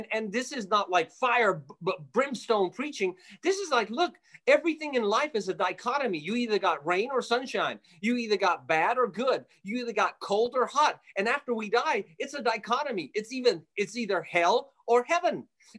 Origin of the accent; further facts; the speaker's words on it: Jerusalem, Jerusalem District, Israel; born there; Yes, I was born by God's grace. I was born in Jerusalem. I'm an Armenian boy, Armenian kid.